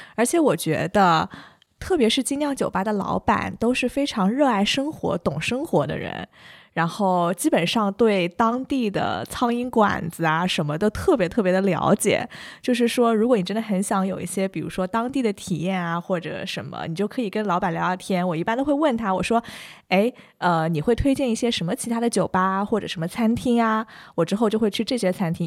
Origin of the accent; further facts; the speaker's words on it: China; 听说我是从中国来的